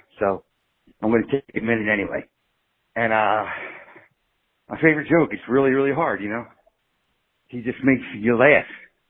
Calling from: Philadelphia, Pennsylvania, United States; From Philadelphia, but I'm calling from Florida on vacation in Disney World with my family.

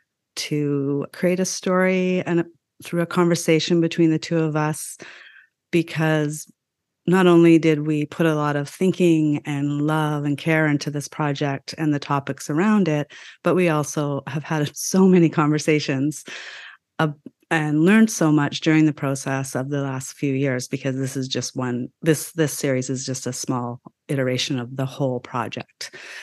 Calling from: Vancouver, British Columbia, Canada; I am calling in from the land of the Musqueam, Squamish, and Tsleil-Waututh peoples, also known as Vancouver, Canada. I am a settler from British, Irish, and Welsh ancestry

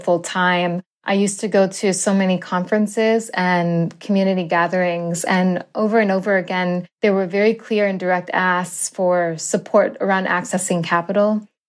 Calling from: Central Massachusetts, United States; I am co-founder and president of Black Farmer Fund, and I'm calling in from Central Massachusetts.

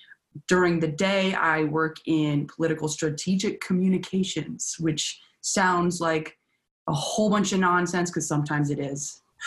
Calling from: Nashville, Tennessee, United States; I'm Zooming you from Nashville, Tennessee.

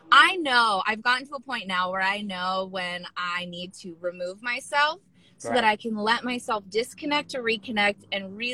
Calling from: Los Angeles, California, United States; Uh, today I am in um, in LA.

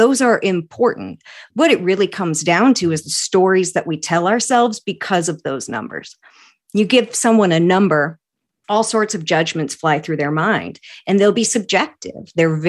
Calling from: Maine, United States; I am in central Maine, in a little town of about 40,000 people, about an hour from Acadia National Park, surrounded by woods and mountains and ponds and rivers.

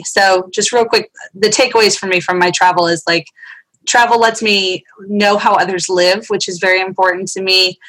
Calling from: United States; A little bit outside of Washington, D.C., right where it all goes down.

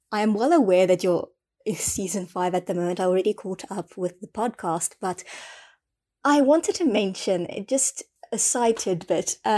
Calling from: South Africa; um, I'm recording from South Africa.

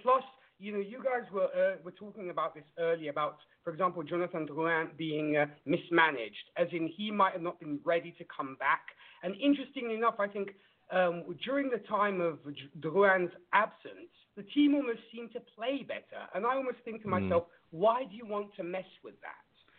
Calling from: Italy; I'm calling from Italy.

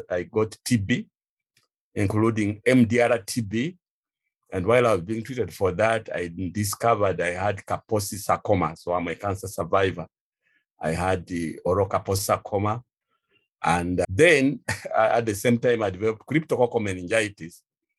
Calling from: Kampala, Central Region, Uganda; I'm speaking from Kampala, Uganda.

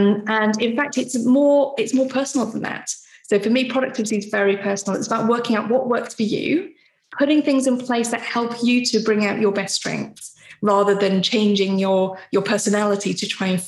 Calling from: Stafford, West Midlands, United Kingdom; So I'm in Stafford in the West Midlands.

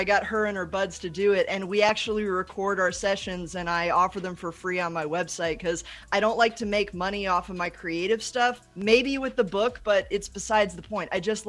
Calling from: Pyeongtaek, Gyeonggi Province, South Korea; Korea. I'm in Pyeongtaek, South Korea, and this is my apartment that I am very blessed to be able to use.

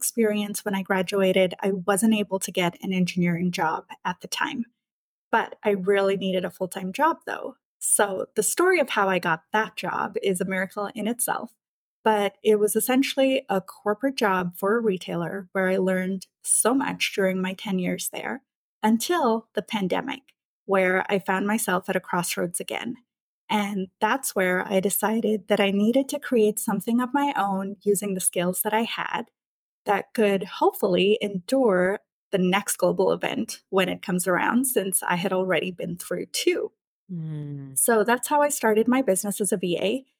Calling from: Vancouver, British Columbia, Canada; I'm joining you from Vancouver in British Columbia, Canada.

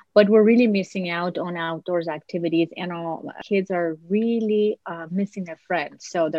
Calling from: Los Angeles, California, United States; I am in LA, Los Angeles, okay. California.

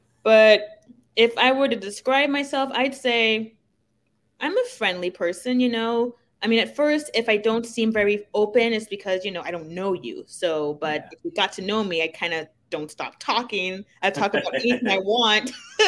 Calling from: Windermere, Florida, United States; I'm coming from Florida.

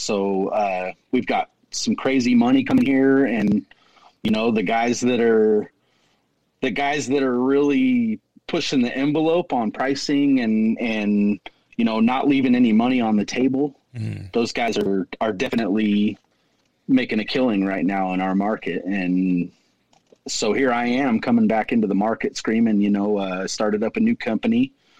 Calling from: Caldwell, Idaho, United States; I'm calling from Caldwell, Idaho. I'm about 15 miles west of Boise.

